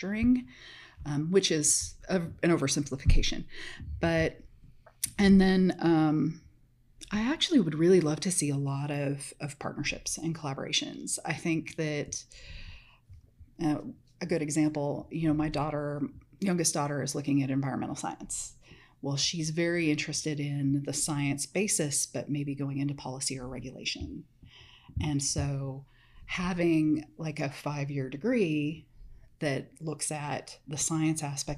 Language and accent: English; Medford, Oregon, United States; now in Texas, United States; I grew up in Medford, which is about half an hour from the California border on I-5.